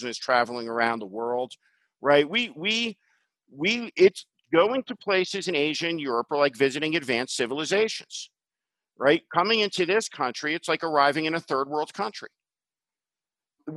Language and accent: English; New Jersey, United States; I grew up in New Jersey.